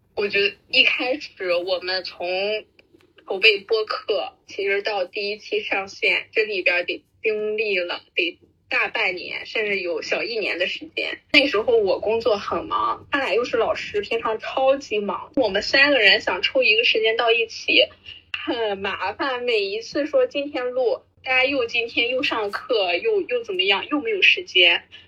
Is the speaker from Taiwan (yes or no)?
no; Rizhao, Shandong, China; also born or lived in Nanchang; 五十年九零后，那我出生在山东日照，嗯，是在南昌上的大学